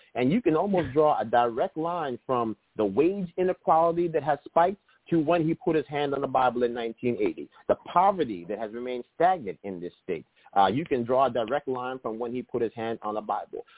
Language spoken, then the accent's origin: English; Yonkers, New York, United States; my hometown in Yonkers